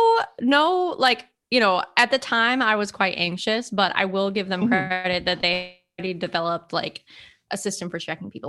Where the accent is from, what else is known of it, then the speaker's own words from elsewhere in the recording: California, United States; We're from California. We don't have lines there.